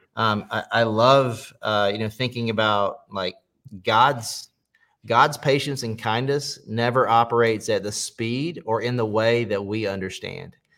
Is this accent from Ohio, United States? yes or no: no; Pageland, South Carolina, United States; also born or lived in Charlotte, North Carolina; I grew up in uh, Pageland, South Carolina, so a really small town on the state line in South Carolina